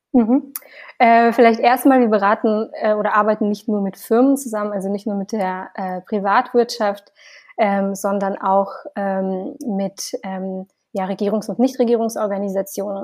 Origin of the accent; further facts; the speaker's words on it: Siberia, Russia; moved away; ich bin ähm, in Sibirien aufgewachsen